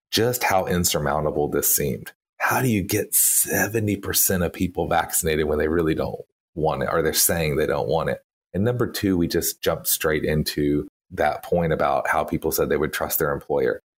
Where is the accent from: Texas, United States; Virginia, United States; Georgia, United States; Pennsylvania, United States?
Texas, United States; moved away; you can hear from my accent. I was born and, and lived many years in Texas.